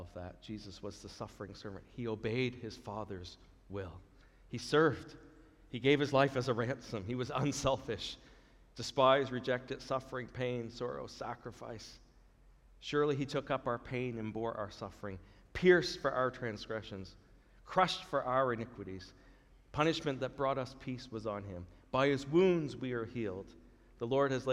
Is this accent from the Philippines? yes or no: no; Canada; we're in Canada now. We're Canadian, we're under the rule and government of Canada